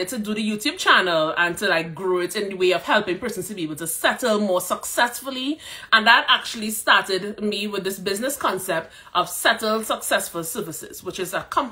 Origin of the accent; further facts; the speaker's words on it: Trinidad & Tobago; moved away as an adult; also born or lived in Calgary, Alberta, Canada; now in Edmonton, Canada; I am from Trinidad and Tobago.